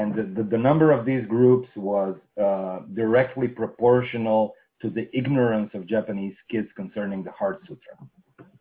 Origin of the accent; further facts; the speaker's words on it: Russia